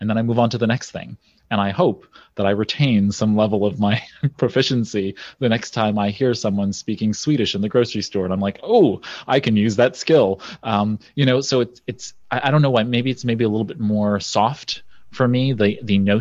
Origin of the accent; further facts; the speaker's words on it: New York City, New York, United States; I'm a guy from Brooklyn